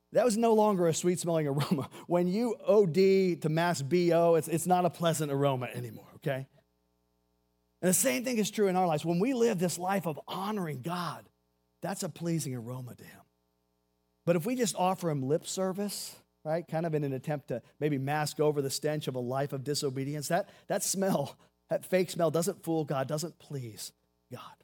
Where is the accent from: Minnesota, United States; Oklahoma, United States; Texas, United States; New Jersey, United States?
Texas, United States; Seabrook; I grew up in Houston, Texas, a little town called Seabrook, Texas